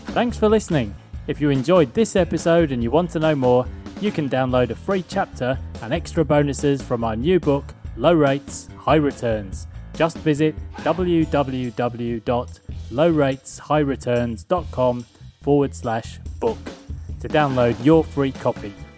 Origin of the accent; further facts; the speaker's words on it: United Kingdom; being a Brit